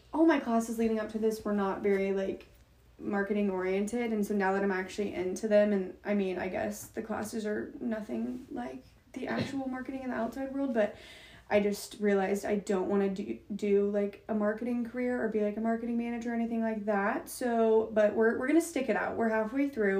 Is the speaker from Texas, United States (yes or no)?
yes; Plano, Texas, United States; moved away as an adult; now in Norman, United States; I was born and raised in Plano